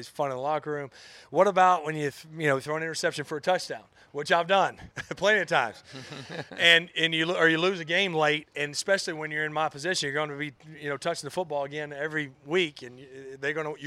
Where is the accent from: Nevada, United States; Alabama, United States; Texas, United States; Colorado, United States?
Alabama, United States; North; moved away; growing up in North Alabama